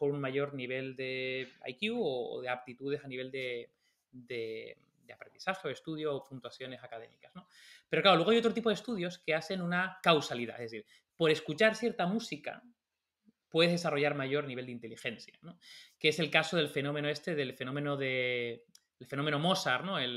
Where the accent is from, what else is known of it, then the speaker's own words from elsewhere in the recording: Tenerife, Canary Islands, Spain; now in Madrid, Spain; durante mucho tiempo cuando me fui de Tenerife a Madrid, pues aprendí a tocar la guitarra